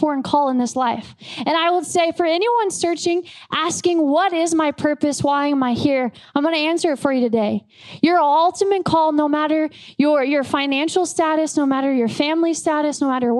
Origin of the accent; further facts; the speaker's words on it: United States; I'm an American